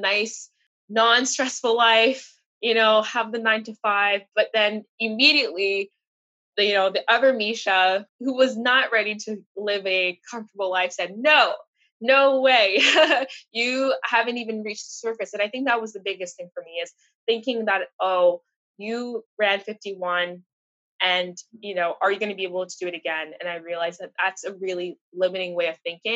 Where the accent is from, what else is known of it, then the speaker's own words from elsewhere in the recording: Montreal, Quebec, Canada; moved away as an adult; now in Toronto, Canada; I'm from Montreal, my family's still there